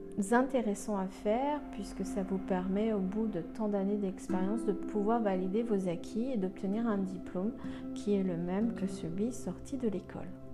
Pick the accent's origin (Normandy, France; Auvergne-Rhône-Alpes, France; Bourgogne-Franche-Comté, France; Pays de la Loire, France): Pays de la Loire, France; Saint-Nazaire; je suis née à Saint-Nazaire en mille neuf cent soixante et onze